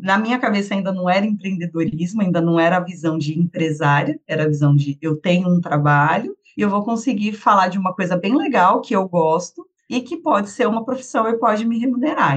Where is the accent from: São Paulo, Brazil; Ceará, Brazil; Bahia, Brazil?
São Paulo, Brazil; Sorocaba; also born or lived in Paraná / Rio de Janeiro; now in Santos, Brazil; sou paulista, nascida em São Paulo. Fui bem pequena para o interior com a minha família, então morei a maior parte do tempo em Sorocaba, interior de São Paulo